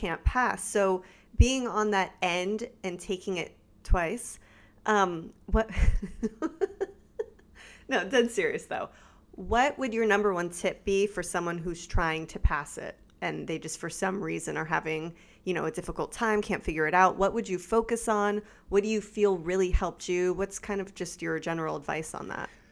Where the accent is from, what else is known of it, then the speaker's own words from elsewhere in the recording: South Florida, United States; also born or lived in California; now in Central Florida, United States; I was raised in South Florida